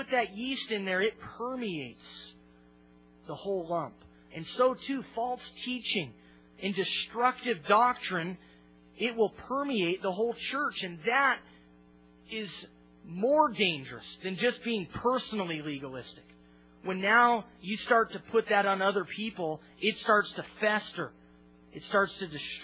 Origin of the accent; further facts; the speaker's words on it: Olympia, Washington, United States; my hometown, Olympia